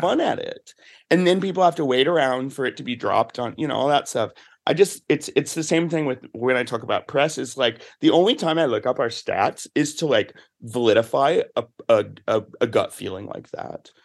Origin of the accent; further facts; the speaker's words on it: the South, United States; moved away; I'm from the South